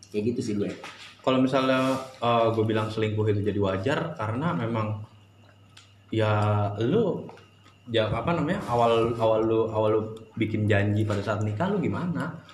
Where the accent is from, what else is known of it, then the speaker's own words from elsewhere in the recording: Jakarta, Indonesia; Uh, eh, gue kan tau sendiri gue kan anak Jakarta banget ya.